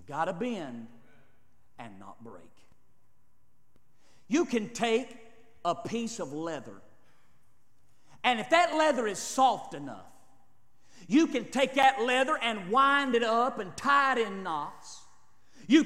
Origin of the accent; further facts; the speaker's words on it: United States; We're Americans